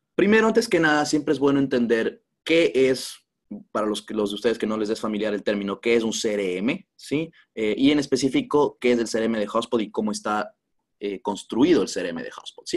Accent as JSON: {"language": "Spanish", "town": "Quito", "region": "Pichincha", "country": "Ecuador", "said": "soy de Quito, en Ecuador"}